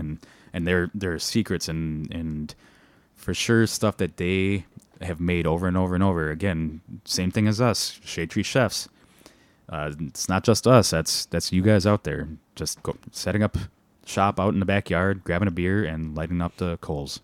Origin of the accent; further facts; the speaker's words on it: Milwaukee, Wisconsin, United States; being born and raised in Milwaukee, Wisconsin, both of us